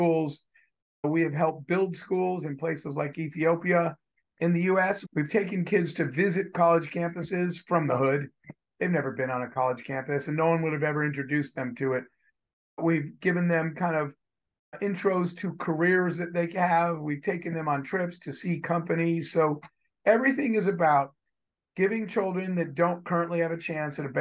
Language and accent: English; United States; I was born in the United States and I was born a white male